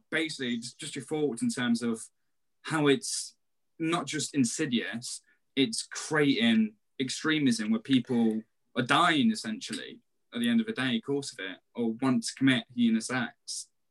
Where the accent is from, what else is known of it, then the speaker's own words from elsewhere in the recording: Nottingham, East Midlands, United Kingdom; we're from Nottingham